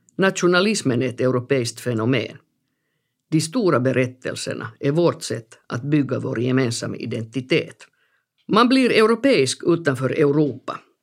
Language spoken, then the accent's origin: Swedish; Helsinki, Uusimaa, Finland; also born or lived in Bogotá, Colombia / Amsterdam, Netherlands; Jag växte upp i norra Haga, en femtitals förort i Helsingfors.